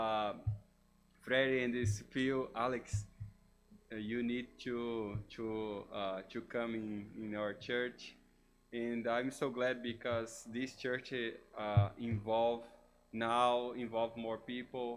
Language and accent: English; Brazil; first language Portuguese; English is a second language; moved away as an adult; now in United States; I'm from Brazil. English is my third language